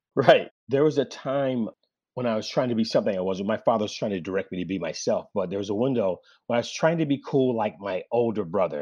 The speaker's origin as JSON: {"language": "English", "town": "Oakland", "region": "California", "country": "United States", "tie": "born or raised there", "said": "I grew up in Oakland in the seventies"}